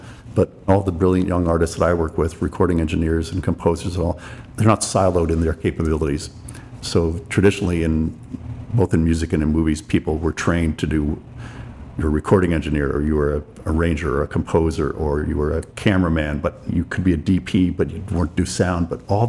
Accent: Greenwich, Connecticut, United States; also born or lived in New York; I grew up in Greenwich, Connecticut. I was born in New York, but I had a big family, so we lived in the suburbs.

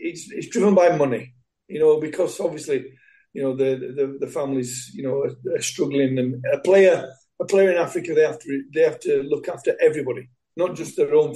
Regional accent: England, United Kingdom; being English and being brought up the way I have in football

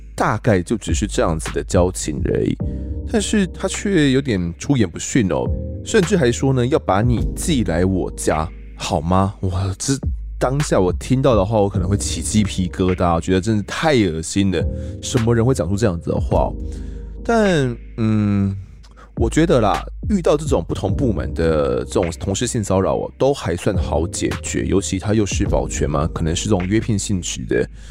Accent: southern Taiwan, Taiwan; moved away as an adult; 其实不是在中部长大，我是在南部长大

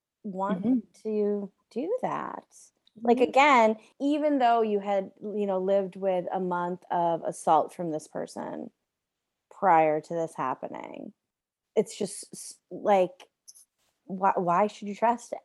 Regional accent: United States; now in Canada; I'm an American living in Canada.

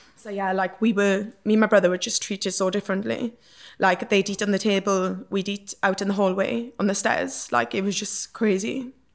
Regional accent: Port Talbot, Wales, United Kingdom; born or raised there

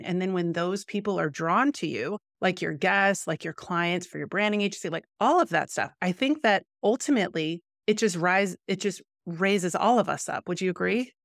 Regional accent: Midwest, United States; now in Los Angeles, United States; But I'm from the Midwest. I feel like that's a different mindset. Now I'm in LA.

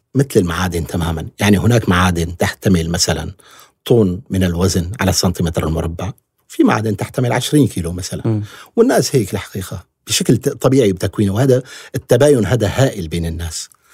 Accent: Syria; نحن كسوريين بكل أطيافنا

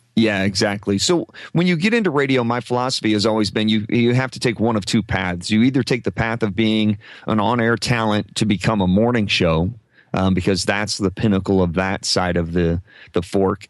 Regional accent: Omaha, Nebraska, United States; I grew up in Omaha

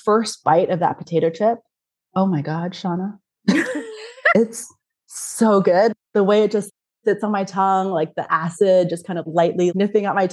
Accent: Canada; now in Germany; I'm from Canada. Every time I come back to Germany where I live

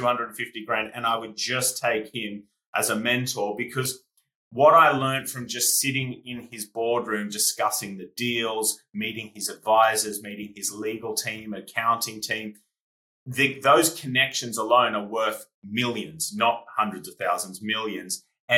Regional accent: Australia; now in United Kingdom; when I came from Australia to the UK, I had no idea who he was, which to English people is crazy

